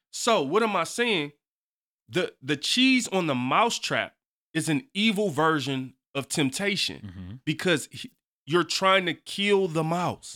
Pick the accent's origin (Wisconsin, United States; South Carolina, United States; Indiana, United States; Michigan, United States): Michigan, United States; Detroit; I'm from the East Side. Uh-huh. You know, I hey got a Detroit public school education